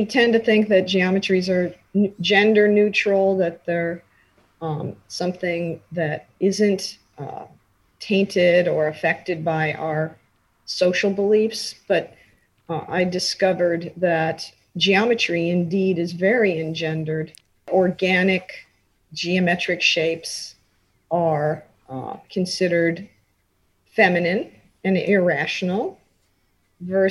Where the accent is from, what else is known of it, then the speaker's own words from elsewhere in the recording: New York, United States; also born or lived in Illinois; we moved when I was 6 months old to Forest Hills, just a couple blocks from the tennis courts. I do remember the house in Queens